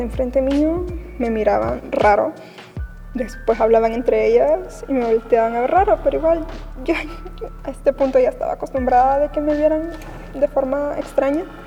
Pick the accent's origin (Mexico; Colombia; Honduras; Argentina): Honduras; tengo 18 años y soy de Honduras y he asistido a la misma iglesia desde muy chiquita